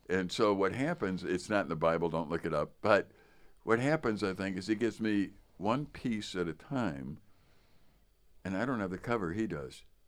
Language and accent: English; Chicago, Illinois, United States; I was from Chicago